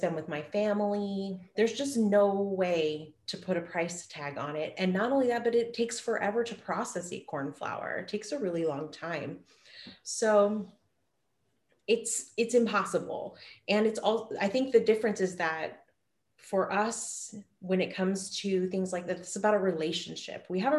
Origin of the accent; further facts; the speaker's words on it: Hoopa, California, United States; And where I grew up in Hoopa, it was a major trade hub.